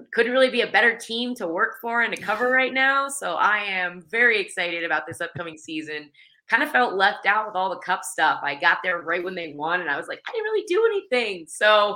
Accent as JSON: {"language": "English", "town": "Pittsburgh", "region": "Pennsylvania", "country": "United States", "tie": "born or raised there", "also_born_or_lived": "Geneseo, New York", "moved": "as an adult", "said": "I'm from Pittsburgh, Pennsylvania, originally, and I grew up playing"}